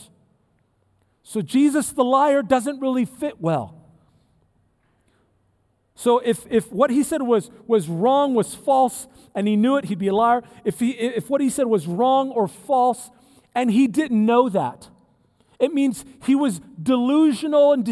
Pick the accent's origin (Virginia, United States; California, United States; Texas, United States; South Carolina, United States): California, United States; San Diego; I'm from California. I grew up in San Diego area